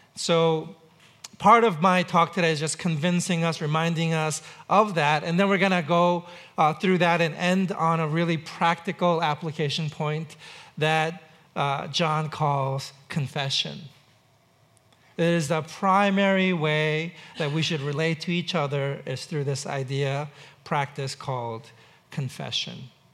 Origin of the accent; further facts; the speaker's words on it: New York City, New York, United States; now in Seattle, United States; I grew up in New York City